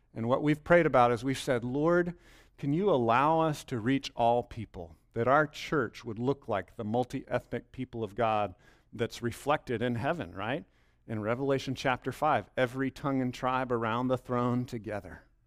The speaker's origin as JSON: {"language": "English", "area": "Bell County", "region": "Texas", "country": "United States", "tie": "born or raised there", "said": "I grew up in Bell County, but I grew up in a different part of Bell County than right here"}